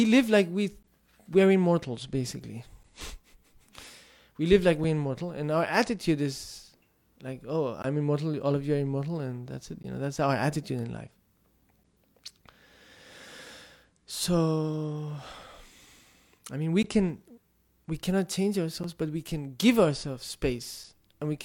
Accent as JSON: {"language": "English", "region": "Tibet", "country": "China", "tie": "born or raised there", "first_language": "Tibetan", "second_language": "English", "moved": "as an adult", "said": "I grew up in Tibetan culture, my first language is Tibetan, most of my life I spent in the monastery with Tibetans"}